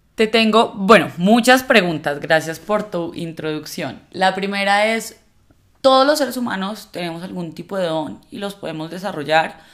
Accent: Colombia; como una sociedad como la colombiana

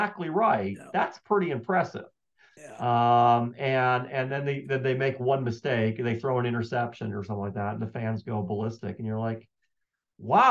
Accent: Michigan, United States; moved away; also born or lived in Colorado; I grew up in Michigan and we were Michigan fans

